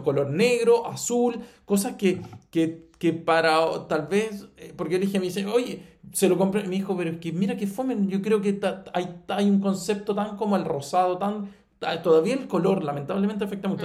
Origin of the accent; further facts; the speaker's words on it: Chile; como chileno está acostumbrado a escuchar el inglés norteamericano